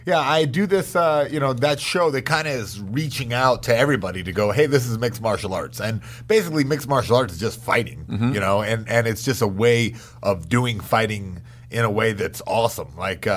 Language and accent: English; North Carolina, United States; Like, North Carolina.